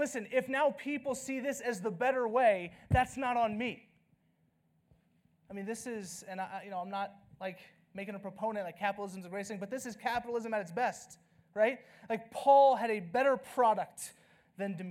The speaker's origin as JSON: {"language": "English", "region": "the South", "country": "United States", "moved": "yes", "lives_now": "Flagstaff, United States", "said": "I'm from the South"}